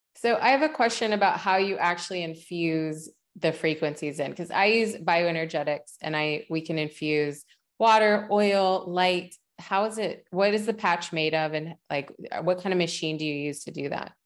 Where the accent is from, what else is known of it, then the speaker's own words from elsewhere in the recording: West Virginia, United States; moved away; I grew up in West Virginia